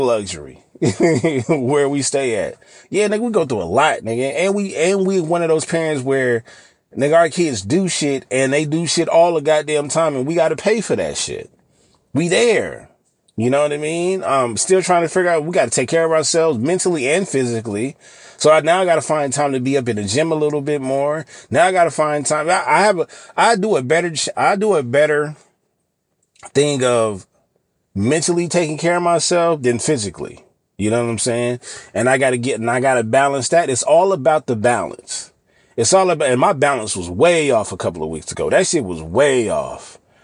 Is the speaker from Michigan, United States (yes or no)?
no; California, United States; I live in California, born and raised in California